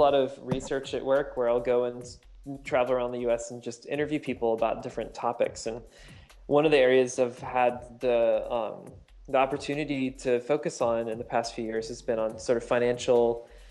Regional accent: Northern Virginia, United States; moved away as an adult; also born or lived in Seattle; I grew up in Northern Virginia

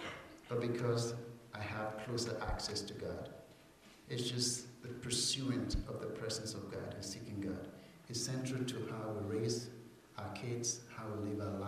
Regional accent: England, United Kingdom; I'm a missionary from England.

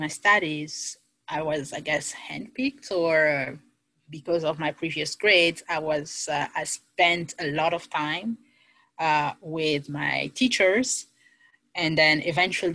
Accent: DR Congo; moved away as an adult; now in United States; I am originally from the Democratic Republic of the Congo

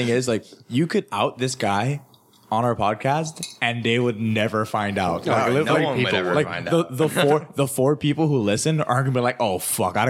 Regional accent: Hawaii, United States; the majority of people I grew up with in Hawaii just believe that.

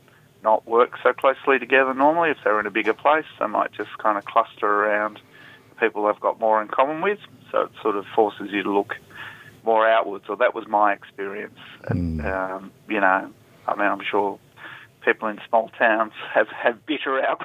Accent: Perth, Western Australia, Australia; moved away; I'm originally from Perth

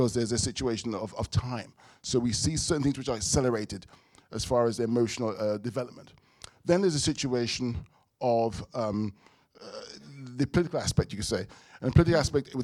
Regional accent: London, United Kingdom; a black child growing up in London

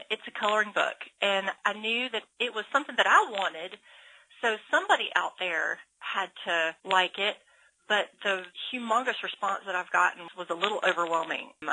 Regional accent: Georgia, United States; moved away as an adult; now in Alabama, United States; I'm not from Alabama. I grew up in Georgia

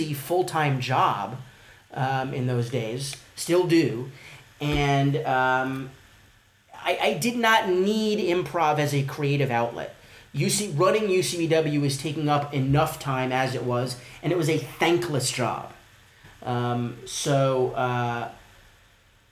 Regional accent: New York, United States; I'm from New York

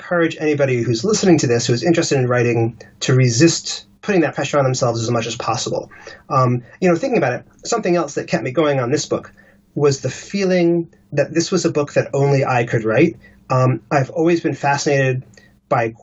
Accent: Washington, District of Columbia, United States; moved away as an adult; also born or lived in Los Angeles, United States; now in London, United Kingdom; I grew up in Washington, D.C.

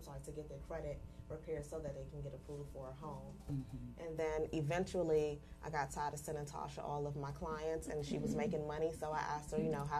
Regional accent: Fort Washington, Maryland, United States; I am from Fort Washington, Maryland.

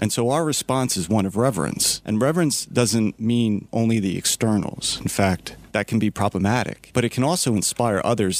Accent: West Chester, Pennsylvania, United States; I'm from Westchester. My home parish is St. Agnes.

